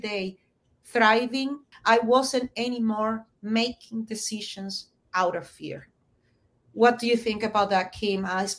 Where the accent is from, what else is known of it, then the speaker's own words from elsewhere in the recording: Argentina; moved away; I came from Argentina, where recession and inflation is a constant.